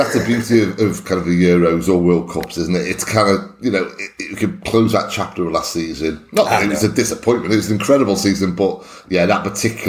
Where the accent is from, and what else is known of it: Wales, United Kingdom